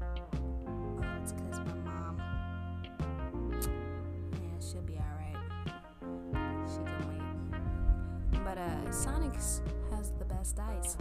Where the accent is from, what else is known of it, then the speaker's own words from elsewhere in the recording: Torrance, California, United States; also born or lived in Hacienda Heights, California / Louisiana (family); I was like, Torrance.